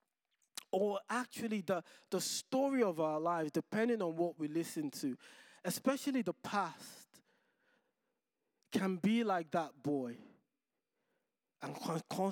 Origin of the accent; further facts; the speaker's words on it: Nigeria; moved away; Growing up in Nigeria